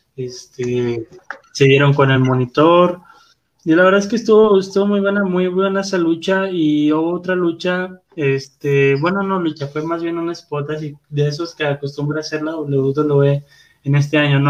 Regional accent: Guadalupe, Nuevo León, Mexico; Soy de Guadalupe

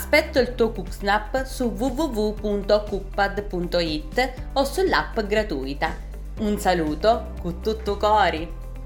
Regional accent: Sicily, Italy; sono siciliana

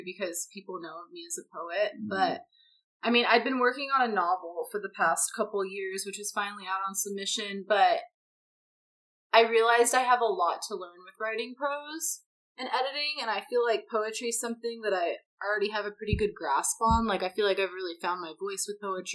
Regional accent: Missouri, United States; moved away; also born or lived in California; I'm from Missouri

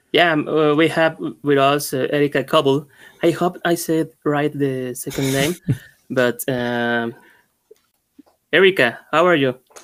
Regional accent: Veracruz, Mexico; I'm from Veracruz, Mexico.

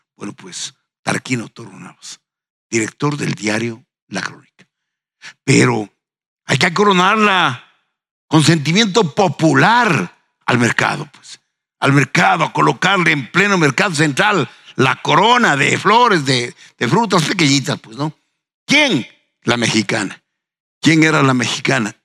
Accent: Ambato, Tungurahua, Ecuador; en habiendo nacido en una tierra tan linda como Ambato, los ambateños tenemos

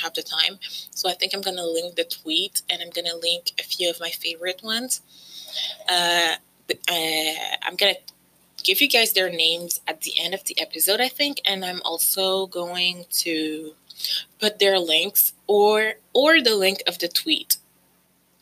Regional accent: Canada; I've lived basically all my life in Canada. I came here when I was 2 years old with my parents. And so I don't remember anything other than Canada

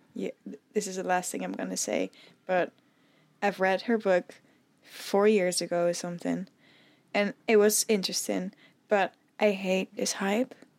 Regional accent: Netherlands; as a Dutch person, I've never seen more snow than, like, two centimeters.

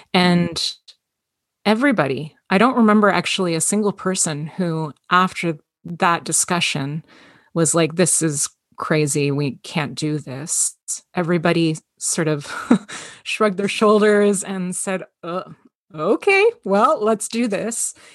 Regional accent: Toronto, Ontario, Canada; I was, uh, born and raised in Toronto, Ontario, Canada. Um, it's been my home my entire life.

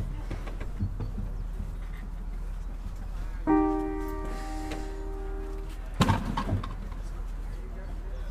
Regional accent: Sneek, Friesland, Netherlands; I'm from Snake. It's a town, you know, in the southern Frisia area.

